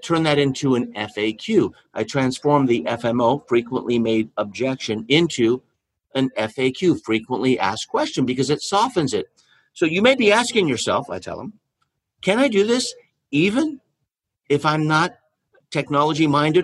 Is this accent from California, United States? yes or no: yes; California, United States; I was born in California